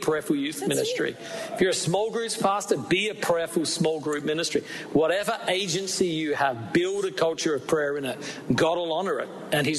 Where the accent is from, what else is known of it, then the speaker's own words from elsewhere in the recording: Australia; We're both from Australia